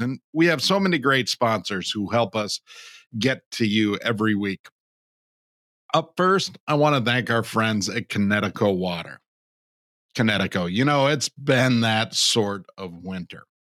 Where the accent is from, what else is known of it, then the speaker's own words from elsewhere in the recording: Canada; moved away; I was born in Canada.